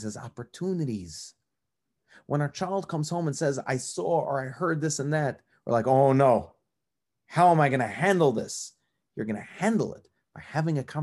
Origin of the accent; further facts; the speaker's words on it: New York, United States; also born or lived in New Jersey; now in Cleveland, United States; I grew up in New York